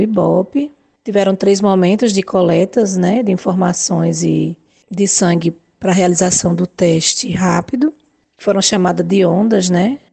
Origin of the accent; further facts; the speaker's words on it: Arapiraca, Alagoas, Brazil; also born or lived in Maceió; Sou natural de Maceió, mas moro em Arapiraca desde o meu primeiro ano de vida